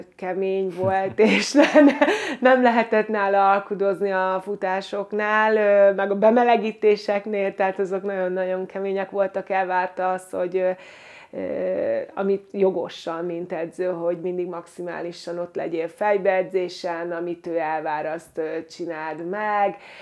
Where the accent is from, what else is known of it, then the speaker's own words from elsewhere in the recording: Győr, Győr-Moson-Sopron, Hungary; moved away as an adult; én Győrben nevelkedtem